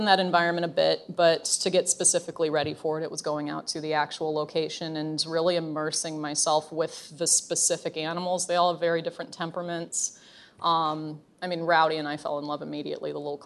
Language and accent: English; Browning, Montana, United States; I grew up in Browning, Montana, which is my family, a long history of Indian cowboys